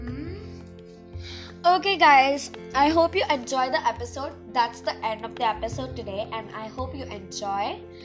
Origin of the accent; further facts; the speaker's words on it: India; also born or lived in Karnataka / Kerala; I am from Karnataka. I'm from Kerala.